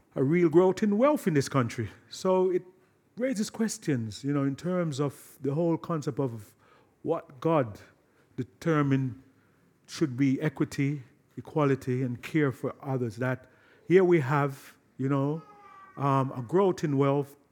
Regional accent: London, United Kingdom; my hometown, Brixton

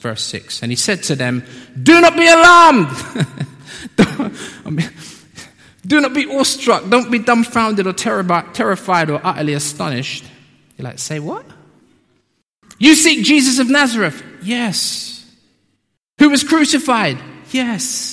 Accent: London, United Kingdom; also born or lived in Peckham; I'm from South

